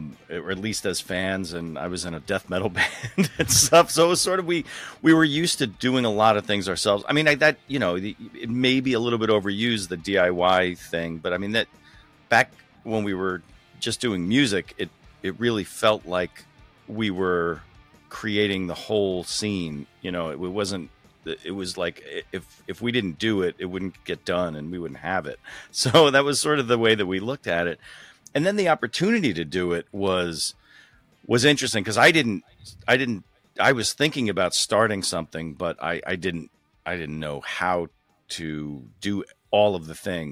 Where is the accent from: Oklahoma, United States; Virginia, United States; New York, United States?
New York, United States; So, so I grew up in the New York suburbs. I stayed on the East Coast. I went to school in New York City and that's where I lived.